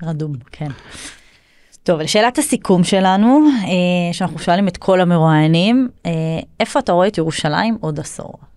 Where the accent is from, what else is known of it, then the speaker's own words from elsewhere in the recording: Northern Israel, Israel; now in Jerusalem, Israel; אני לא מהעיר, אני מגיעה מהצפון